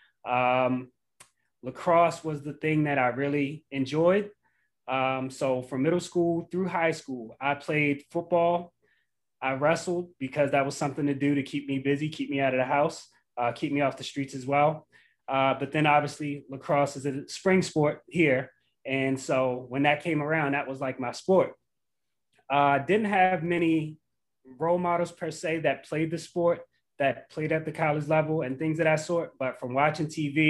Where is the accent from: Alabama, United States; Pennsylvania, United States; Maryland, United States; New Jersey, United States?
Maryland, United States; Baltimore; I'm born and raised in Baltimore, Maryland.